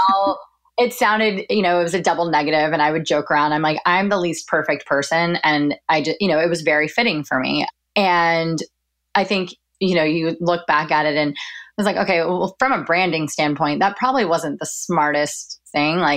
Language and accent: English; Dallas, Texas, United States; moved away as an adult; now in New York, United States; So I'm originally from Dallas, from a suburb of Dallas, and I went to school at the University of Oklahoma and then moved up here to pursue a career in PR